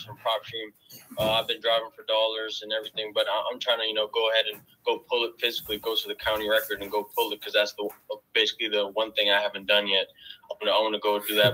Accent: Maryland, United States; I'm from Maryland myself.

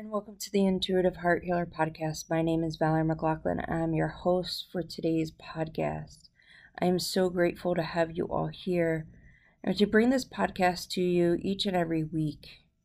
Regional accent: New Jersey, United States; moved away as an adult; now in Las Vegas, United States; Growing up in South Jersey

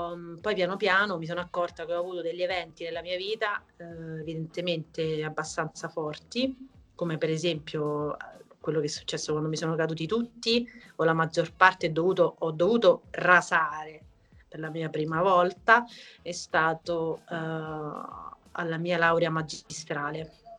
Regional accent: Italy; nel mio paese, che è l'Auria

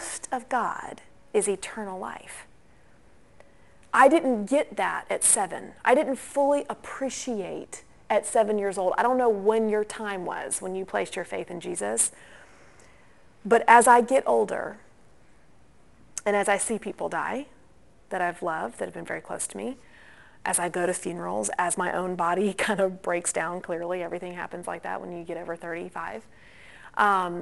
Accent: Atlanta, Georgia, United States; growing up in the Christian kind of Atlanta Bible Belt

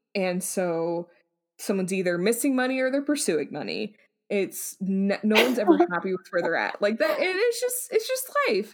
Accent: United States; we're, we're American

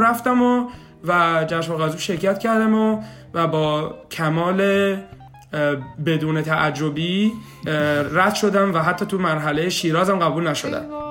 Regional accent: Shiraz, Fars, Iran; moved away as an adult; now in Kitchener-Waterloo, Canada; 32 سالم سال 67 به دنیا اومدم اهل شیراز هستم

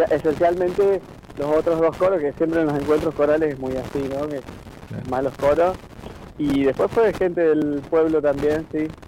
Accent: Argentine interior, Argentina; yo soy del interior

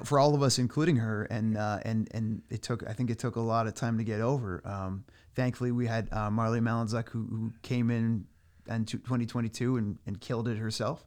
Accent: Clinton, Connecticut, United States; now in Chester, United States; I grew up in Clinton, but I'm living in Chester now

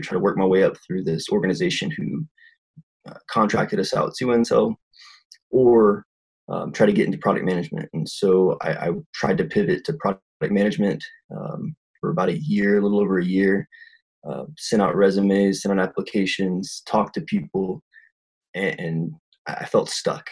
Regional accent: South Louisiana, United States; moved away as an adult; now in Utah, United States; I'm originally from South Louisiana, where there's literally no tech at all, and moved up to Utah

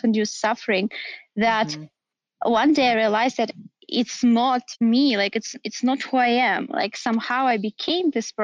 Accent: Kemerovo, Kemerovo Oblast, Russia; moved away as an adult; also born or lived in Moscow / San Francisco; now in Los Angeles, United States; Originally, I'm from Kemerovo. It's a town in Siberia.

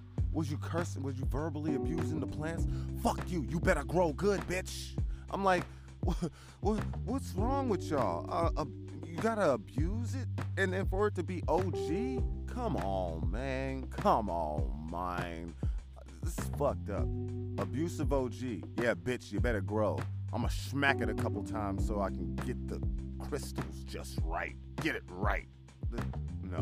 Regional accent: Vallejo, California, United States; I love Vallejo. I'm from Vallejo

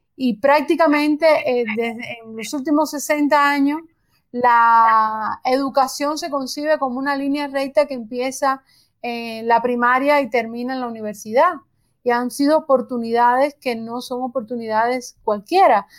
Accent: Cuba; Nosotros, por ejemplo, en Cuba vivimos

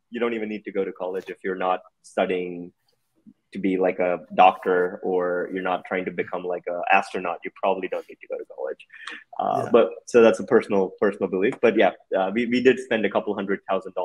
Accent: India; also born or lived in United States; I grew up in India

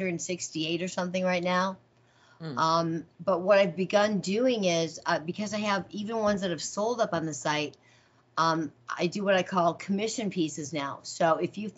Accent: Rockford, Illinois, United States; now in Las Vegas, United States; I grew up in Rockford, Illinois

